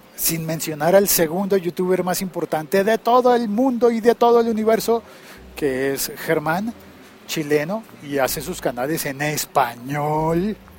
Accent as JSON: {"language": "Spanish", "region": "Bogotá", "country": "Colombia", "said": "cómo es la vida en mi país, en mi ciudad"}